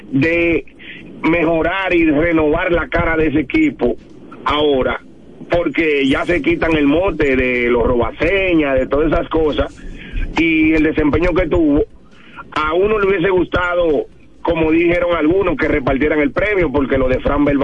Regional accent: Dominican Republic; para nosotros como dominicanos

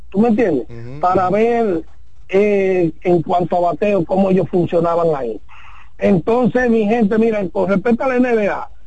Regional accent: Dominican Republic; Yo soy dominicano, pero soy nacionalizado americano.

